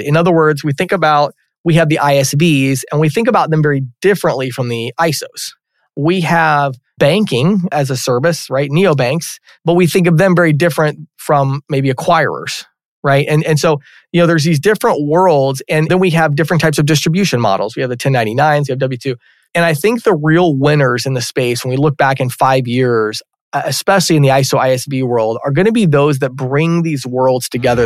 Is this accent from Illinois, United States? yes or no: yes; Chicago, Illinois, United States; I grew up out near Chicago in the, in the suburbs there